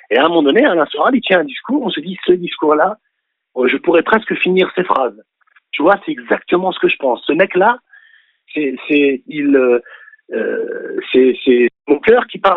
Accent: France; français plus que n'importe quelle autre langue, y compris celle de mes, de mes parents. Et donc, je, n'ai, je suis français quand bien même je voudrais l'ignorer. Je suis français presque à mon corps défendant

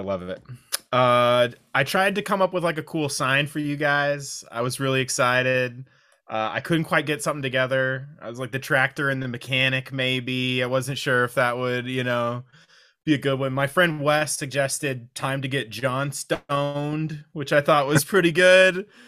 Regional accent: Kansas, United States; moved away; I'm from Kansas, literally in the smack in the middle of the United States

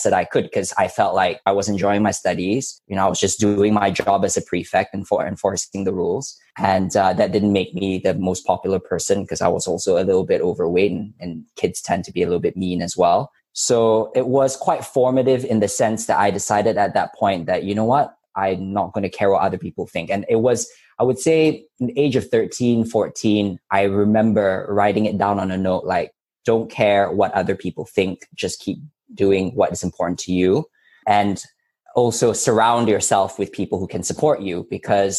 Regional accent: Subang Jaya, Selangor, Malaysia; moved away; also born or lived in Hong Kong / Oxford / Cambridge; When I was growing up in Subang, it was an interesting experience because I actually had just come back from Hong Kong. I spent between the age of 2 and 6 in Hong Kong

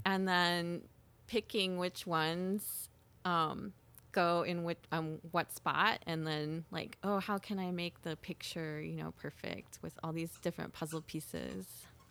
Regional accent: Miami, Oklahoma, United States; I grew up in Miami, Oklahoma

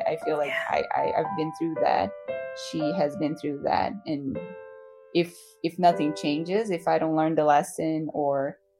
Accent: Brazil; moved away as an adult; also born or lived in California; I was born in Brazil. For the last 8 years, I've been living in California, but now I'm back in Brazil.

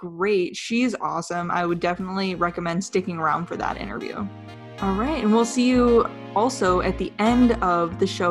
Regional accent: Idaho, United States; I'm also from Idaho, so it's very near and dear to my heart

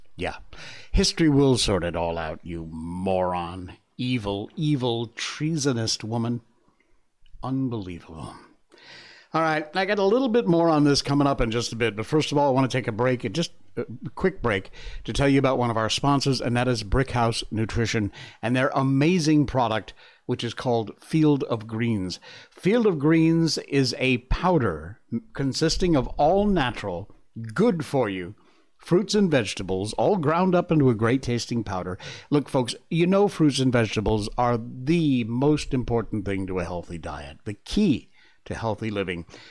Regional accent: United States; I'm an American

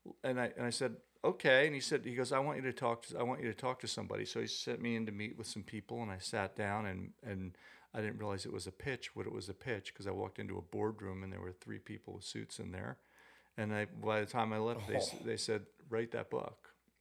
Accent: East Hampton, New York, United States; Yeah, born and raised in East Hampton.

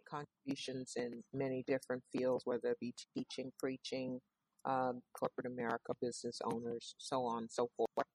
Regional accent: New York City, New York, United States; also born or lived in Brooklyn, New York / San Antonio, Texas; now in Mississippi, United States; I was born in Brooklyn, raised in Queens, New York, from parents who were Southerners

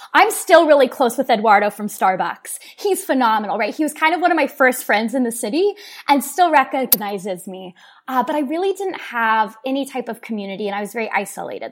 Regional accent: Oklahoma City, Oklahoma, United States; people, myself included, have either moved away or done enough traveling where we're now coming back into our city

